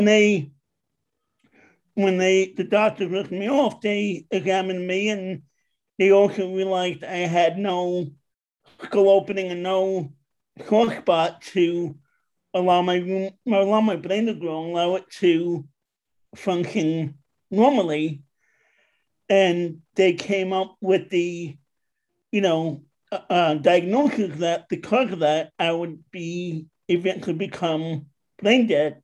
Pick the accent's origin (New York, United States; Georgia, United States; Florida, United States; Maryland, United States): New York, United States; now in West Chester, Pennsylvania, United States; I'm from originally from New York, but I'm now living in Westchester, Pennsylvania